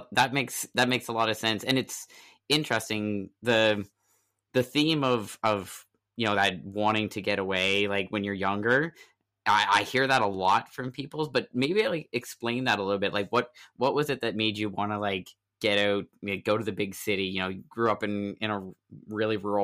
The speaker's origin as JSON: {"language": "English", "town": "New Ross", "region": "Nova Scotia", "country": "Canada", "tie": "born or raised there", "said": "I grew up just inland in New Ross. Kentville was the big town for me."}